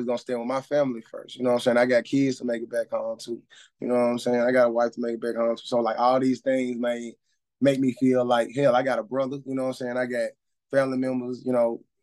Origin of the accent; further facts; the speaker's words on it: Memphis, Tennessee, United States; I'm from Memphis, Tennessee